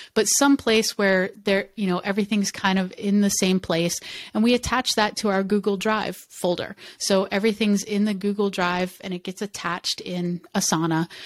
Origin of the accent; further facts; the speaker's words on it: United States; first language English; I'm an American and I, English is my first language